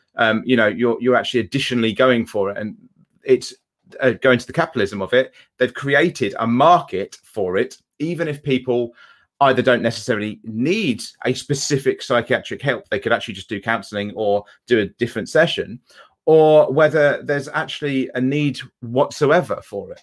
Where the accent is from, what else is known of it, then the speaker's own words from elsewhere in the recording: England, United Kingdom; I'm, I'm English